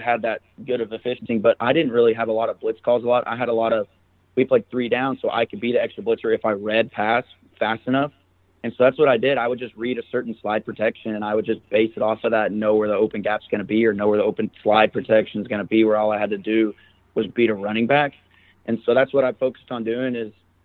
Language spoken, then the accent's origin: English; Arkansas, United States; I'm from Arkansas